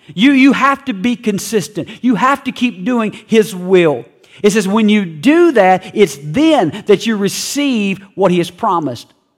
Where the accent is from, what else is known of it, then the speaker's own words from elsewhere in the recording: West Virginia, United States; I am from West Virginia